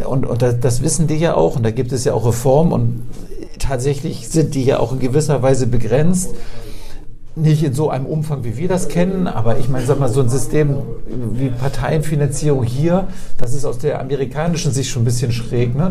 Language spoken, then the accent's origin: German; Oldenburg, Lower Saxony, Germany; also born or lived in Hamburg; now in Bremen, Germany; Ich bin in Oldenburg aufgewachsen